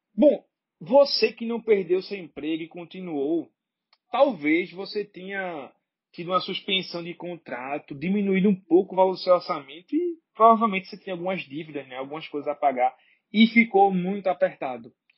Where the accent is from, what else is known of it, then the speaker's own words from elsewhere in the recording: Brazil; sou brasileiro